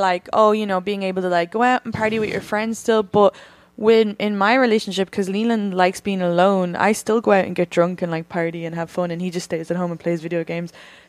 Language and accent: English; County Kildare, Ireland; I'm from Kildare, but it's actually Kildara.